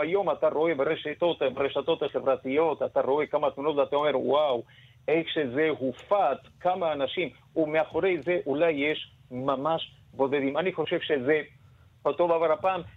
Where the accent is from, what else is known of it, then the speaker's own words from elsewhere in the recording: Argentina; now in Israel; אני במקור ארגנטינאי